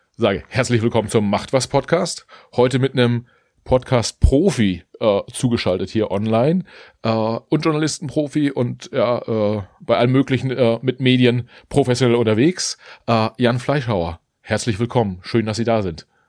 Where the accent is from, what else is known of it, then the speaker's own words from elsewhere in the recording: Mecklenburg-Vorpommern, Germany; in Mecklenburg-Vorpommern aufgewachsen